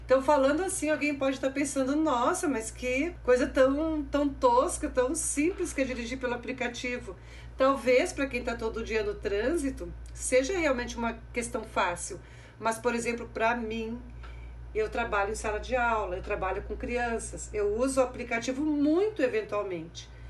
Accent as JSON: {"language": "Portuguese", "region": "Mato Grosso do Sul", "country": "Brazil", "tie": "born or raised there", "moved": "yes", "lives_now": "Rio Grande do Sul, Brazil", "said": "depois descemos pelo Mato Grosso do Sul, a minha terra natal"}